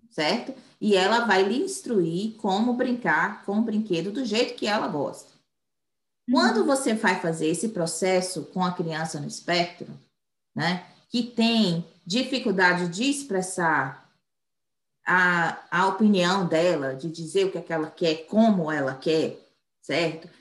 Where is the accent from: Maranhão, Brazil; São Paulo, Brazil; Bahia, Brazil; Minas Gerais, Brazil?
Bahia, Brazil; moved away as an adult; now in United States; eu sou brasileira, baiana